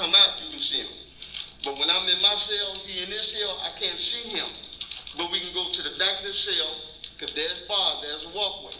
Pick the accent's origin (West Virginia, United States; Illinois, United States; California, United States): Illinois, United States; Chicago; He knew I wasn't from there. He knew I was from Chicago, Illinois.